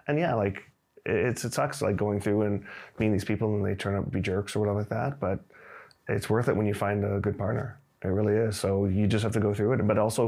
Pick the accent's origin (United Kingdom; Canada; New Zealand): Canada; also born or lived in Singapore; now in China; I'm from Canada originally, but moved here recently from Singapore.